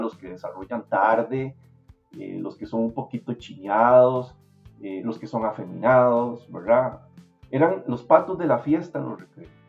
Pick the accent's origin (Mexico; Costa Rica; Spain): Costa Rica; moved away as an adult; also born or lived in New Jersey, United States; yo necesitaba salir de acá, quitarme, quitarme el peso del país encima